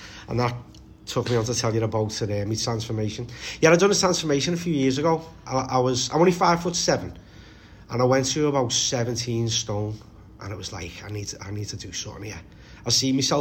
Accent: Liverpool, North West England, United Kingdom; we're from County Road in Walton

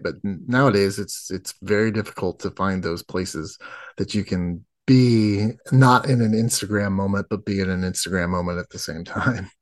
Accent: United States; I'm an American

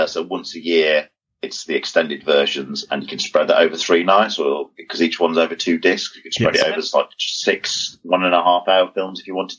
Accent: United Kingdom

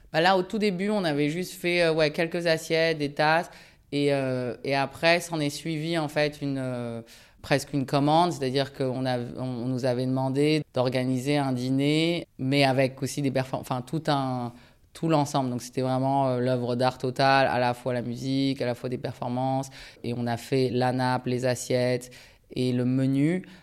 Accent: France; also born or lived in Japan; je suis né au Japon et je suis venu vivre en France avec ma famille en 89 à l'âge de 6 ans. en mobilité professionnelle de mon père. Et après, j'ai grandi en France.

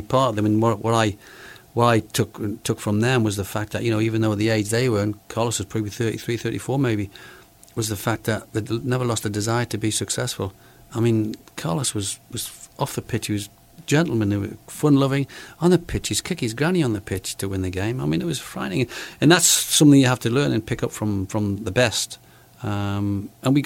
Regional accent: Newcastle upon Tyne, North East England, United Kingdom; born or raised there; moved away; also born or lived in Manchester

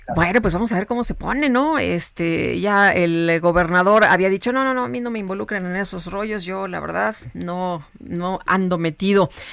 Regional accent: Acámbaro, Guanajuato, Mexico; moved away; desde mi tierra a Cámbaro, Guanajuato

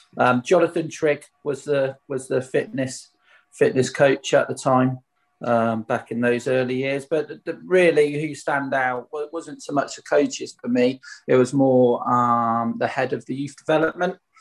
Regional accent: Swindon, South West England, United Kingdom; playing for my hometown club

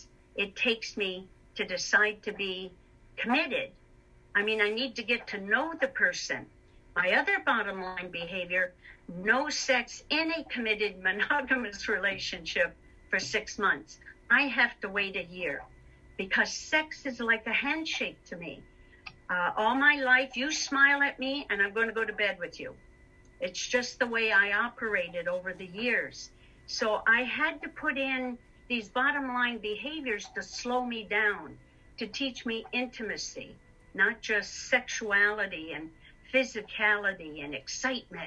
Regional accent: Detroit, Michigan, United States; now in Canada; I'm from Detroit, Michigan

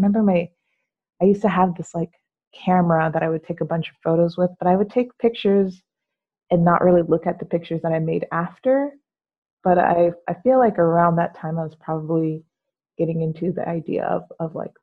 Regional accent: Yuba City, California, United States; also born or lived in Florida / Los Angeles, California; I was born in Yuba City, California. So I spent most of my life here

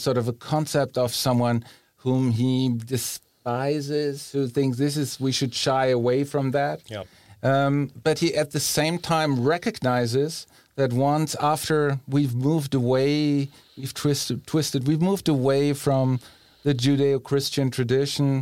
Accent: Germany; also born or lived in Bohemia; now in Rome, Italy; growing up in Germany

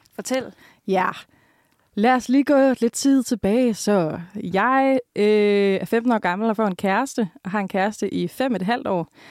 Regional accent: Jutland, Denmark; er du jyde? Og så er jeg sådan, ja

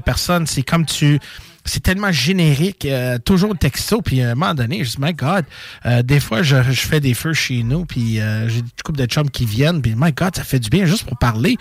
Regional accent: Montreal, Quebec, Canada; je viens de Montréal

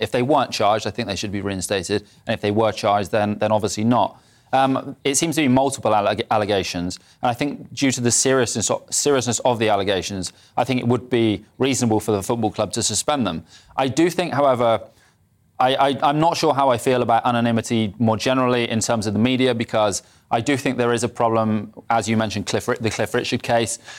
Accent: Bristol, South West England, United Kingdom; I'm from Bristol

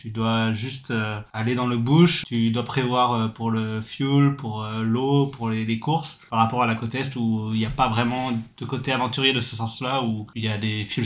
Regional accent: Lyon, Auvergne-Rhône-Alpes, France; moved away as an adult; now in Australia; j'ai 27 ans, je viens de Lyon et ça fait maintenant 4 ans et demi que je suis en Australie.

